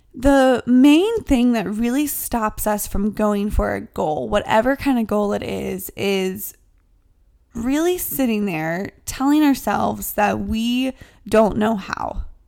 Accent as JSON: {"language": "English", "region": "the South", "country": "United States", "moved": "yes", "lives_now": "New York City, United States", "said": "I'm from the South."}